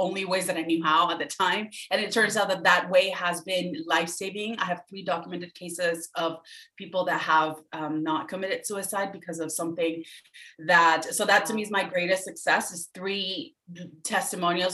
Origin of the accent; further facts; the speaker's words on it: Venezuela; moved away; I'm from Venezuela, originally was born and raised